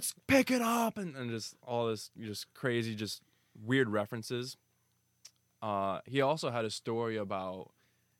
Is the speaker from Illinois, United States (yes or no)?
yes; Mascoutah, Illinois, United States; I went to Mascoutah